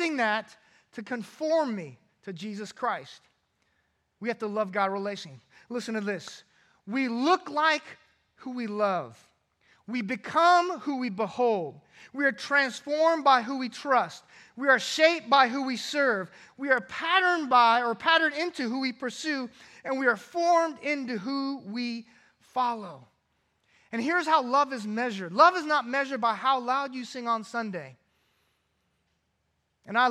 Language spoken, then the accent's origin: English; California, United States; Growing up in California